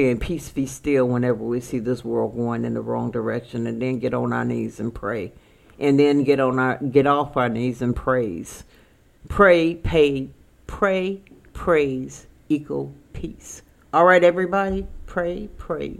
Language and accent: English; Chicago, Illinois, United States; I'm from Chicago